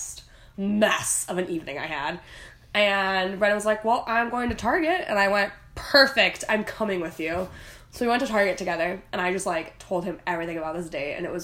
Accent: Wisconsin, United States; I am from Wisconsin.

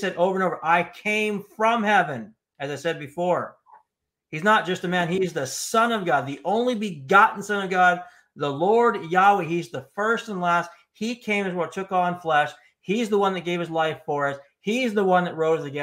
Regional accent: United States; I'm an American as well

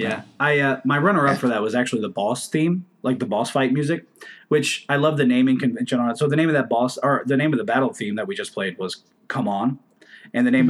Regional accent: United States; I'm American

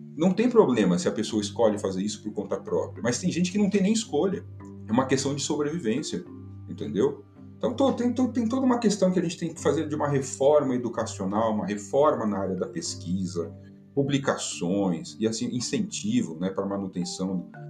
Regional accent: Brazil; nós somos brasileiros

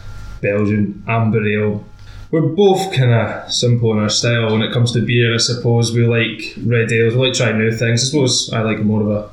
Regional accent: Campbeltown, Scotland, United Kingdom; we're from Campbelltown

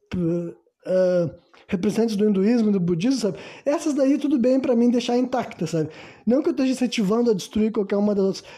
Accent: Brazil; also born or lived in Rio Grande do Sul

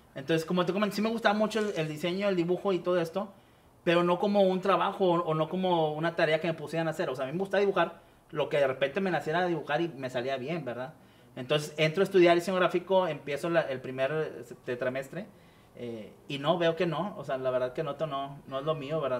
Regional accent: Guadalupe, Nuevo León, Mexico; soy aquí de Monterrey

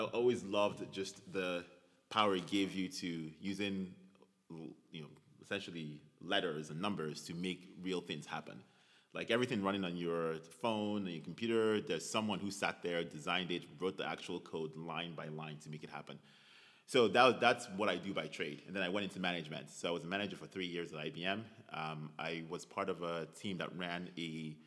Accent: Nigeria; moved away as an adult; also born or lived in Texas, United States / Thornwood, New York, United States; now in United States; I'm Nigerian. I was born in Nigeria. I moved to the U.S. to go to college.

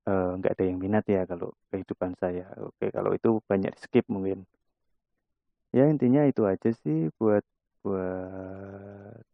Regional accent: Klaten, Central Java, Indonesia; now in Semarang, Indonesia; Oke, saya asli anak Jawa, lebih tepatnya saya orang Klaten. Terus merantau di Semarang dan sekarang alhamdulillah domisili di Semarang.

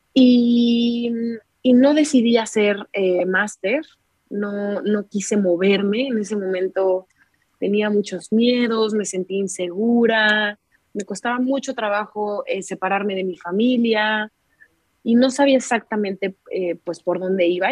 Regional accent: Querétaro, Mexico; moved away as an adult; now in Spain; Soy queretana, nací en la ciudad de Querétaro, México, y tengo 28 años.

